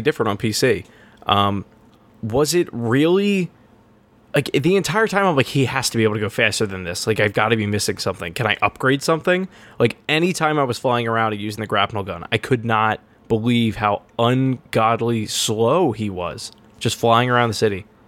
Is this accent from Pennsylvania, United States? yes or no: yes; Horsham, Pennsylvania, United States; Horsham, which my hometown